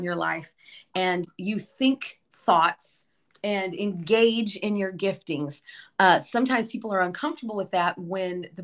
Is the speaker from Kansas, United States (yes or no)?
yes; Liberal, Kansas, United States; moved away; I am originally from Kansas, a tiny little town in the Midwest. It's called Liberal, Kansas